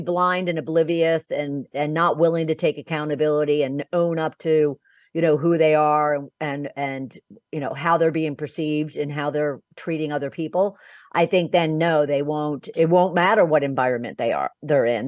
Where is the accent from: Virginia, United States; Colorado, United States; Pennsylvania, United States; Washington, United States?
Pennsylvania, United States; Philadelphia; moved away as an adult; also born or lived in Boca Raton, Florida; I'm originally from Philadelphia, um, and, uh, my background really started in my home because I'm one of twelve children